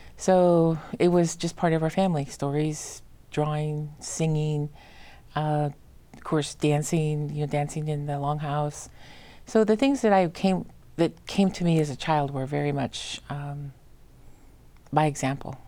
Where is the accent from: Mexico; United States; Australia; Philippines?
United States; Madras, Oregon; also born or lived in Santa Fe / Portland; I was raised in Central Oregon, went to school all twelve years at Madras High School